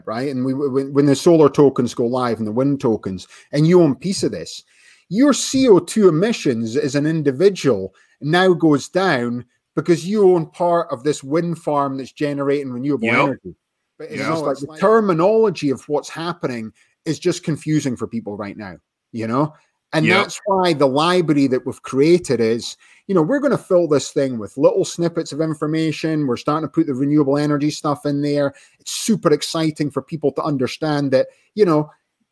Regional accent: Scotland, United Kingdom; I'm Scottish.

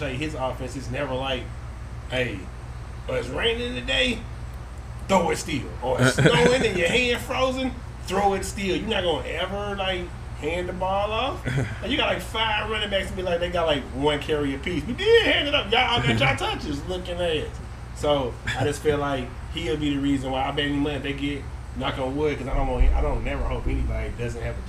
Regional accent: Midwest, United States; I am from the Midwest

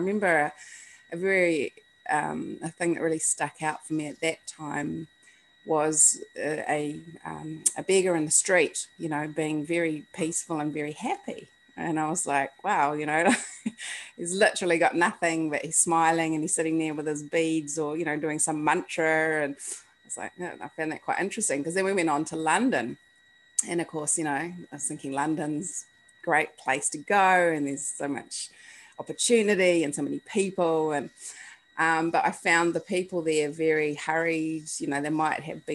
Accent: New Zealand; I was brought up in New Zealand and it's the bottom of the world, and you kind of get the sense growing up in New Zealand

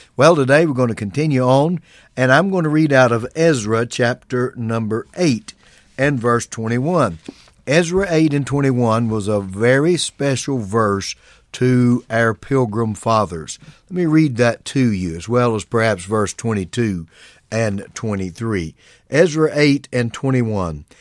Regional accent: United States; being born in America and being an American

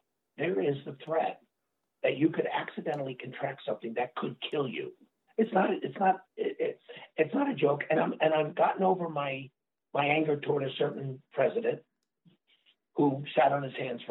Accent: New York, United States; moved away; I'm a New Yorker

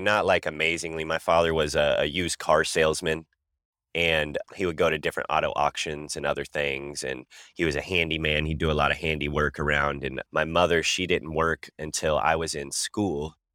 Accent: Kansas City, Missouri, United States; I'm from Kansas City, Missouri

